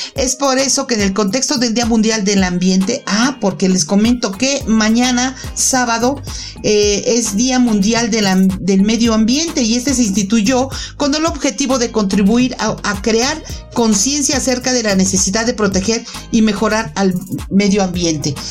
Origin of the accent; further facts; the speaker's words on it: Mexico; en México todavía no hemos terminado